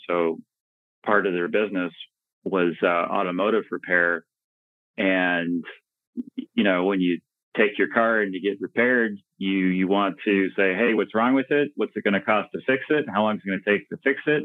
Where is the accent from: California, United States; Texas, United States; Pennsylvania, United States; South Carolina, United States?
Texas, United States; Dallas; I was born and raised in the Dallas Fort Worth area in Texas. Um, so native Texan, native North Texan